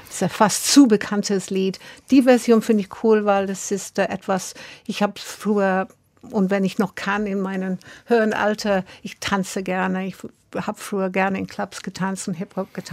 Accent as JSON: {"language": "German", "town": "Brixton", "region": "London", "country": "United Kingdom", "said": "Ich komme aus Brixton, ja."}